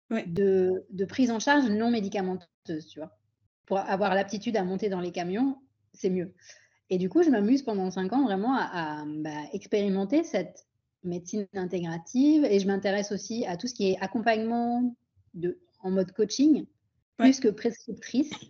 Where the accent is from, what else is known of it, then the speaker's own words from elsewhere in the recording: Pondicherry, Puducherry, India; also born or lived in France; donc à l'époque, je vivais à Pondichéry, en Inde, puisque mes deux parents sont originaires d'Inde. Je suis née en France, mais à 10 ans, ma famille a décidé de rentrer en Inde.